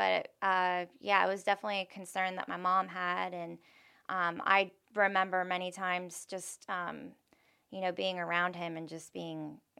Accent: Tampa, Florida, United States; I grew up, I was raised in Town and Country.

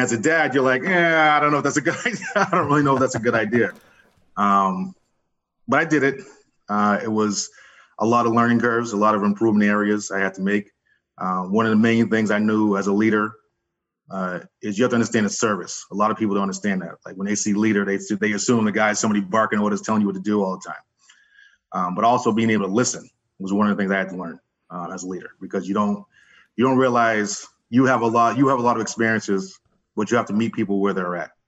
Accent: West Chester, Pennsylvania, United States; moved away; also born or lived in Philadelphia; I'm from Philadelphia, originally Westchester, Pennsylvania. I came up here when I was younger

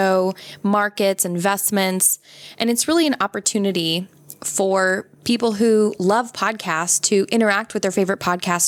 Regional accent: United States; I'm American

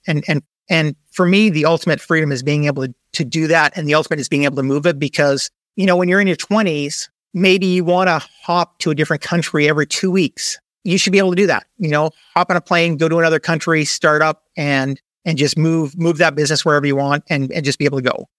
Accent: Canada; moved away as an adult; also born or lived in United States; now in Panama; I'm originally a Canadian, so I moved a little bit south to move to the U S

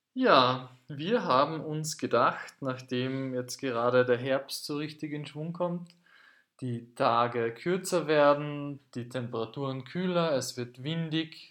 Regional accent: Carinthia, Austria; ich komme aus Kärnten

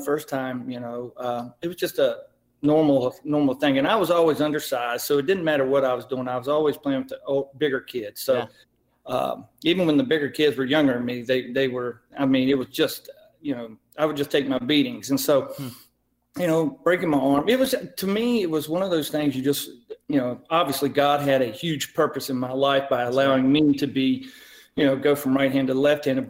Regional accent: Marion, Virginia, United States; also born or lived in Tannersville, Virginia; my hometown is Marion, Virginia, and when I was growing up, I moved around from parent to parent, grandparent to grandparent, right, to finally I ended up being pretty much through my high school years with my aunt and uncle, and in Tannersville

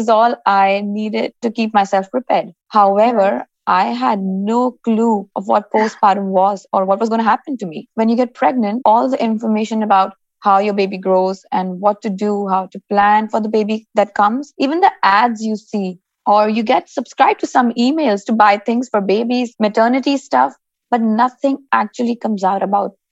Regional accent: Dubai, United Arab Emirates; I'm born and raised in Dubai, actually, and I'm Indian by descent

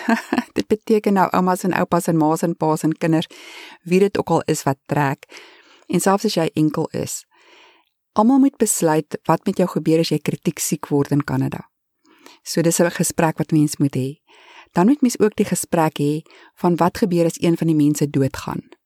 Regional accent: South Africa; accent: South African; moved away as an adult; now in Canada; ons as Suid-Afrikaners het baie sterk aksente

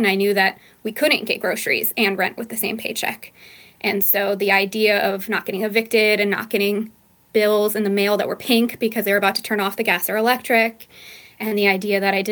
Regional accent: Lancaster, California, United States; also born or lived in San Diego; I'm born and raised in Lancaster, California, which is part of the Mojave Desert

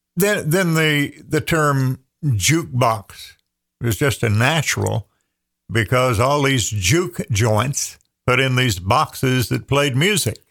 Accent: Andrews, North Carolina, United States; my hometown of Andrews, population twelve hundred

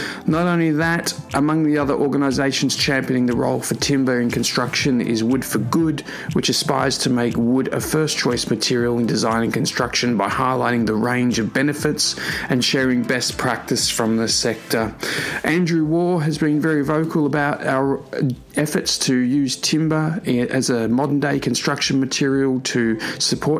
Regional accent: Melbourne, Victoria, Australia; Melbourne, my hometown

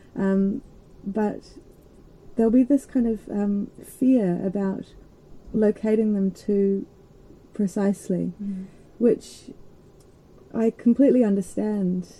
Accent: Christchurch, Canterbury, New Zealand; I grew up in Christchurch which is on the east coast of the um, South Island

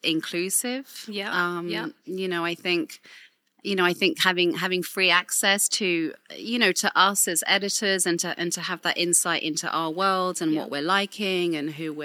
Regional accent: Winchester, South East England, United Kingdom; I grew up in Winchester in Hampshire.

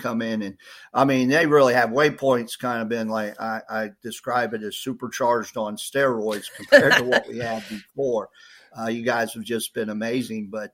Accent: Ohio, United States; now in South Carolina, United States; I grew up in Ohio

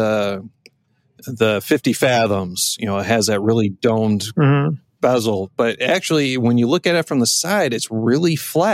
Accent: Detroit, Michigan, United States; they're from my hometown

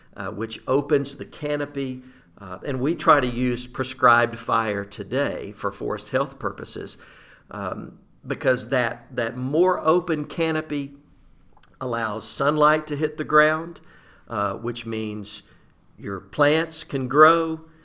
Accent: Southeast Arkansas, United States; I grew up in Southeast Arkansas, rice and duck country.

